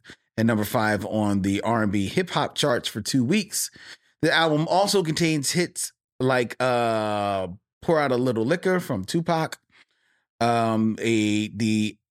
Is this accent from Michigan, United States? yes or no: no; California, United States; Maybe it's because I'm from the Bay Area and it's a West Coast thing of why I love this soundtrack.